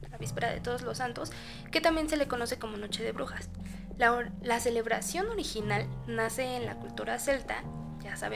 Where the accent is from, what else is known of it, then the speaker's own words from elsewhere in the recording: Mexico; pues finalmente las hemos adoptado creo que como mexicanos no podría